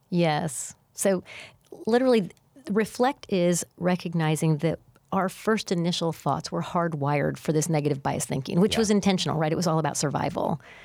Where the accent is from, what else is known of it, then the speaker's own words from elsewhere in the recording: Missouri, United States; I'm from Missouri and the show me state